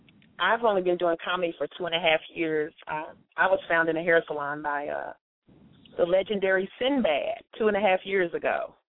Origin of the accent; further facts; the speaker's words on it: Louisville, Kentucky, United States; moved away as an adult; now in Atlanta, United States; I'm from Louisville, Kentucky.